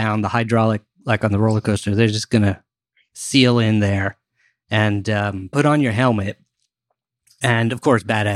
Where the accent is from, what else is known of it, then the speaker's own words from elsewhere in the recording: United States; I grew up also right outside Washington, D.C.